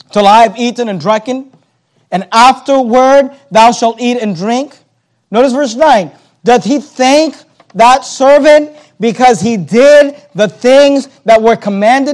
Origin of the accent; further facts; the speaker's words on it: United States; we're American Christians, and as American Christians